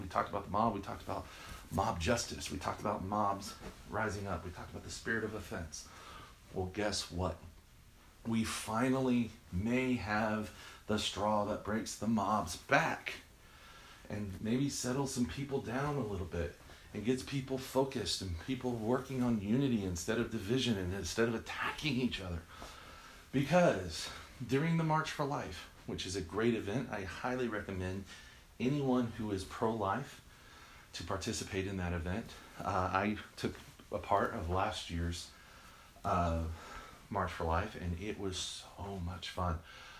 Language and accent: English; Texas, United States; I am from Texas. I'm a proud Texan.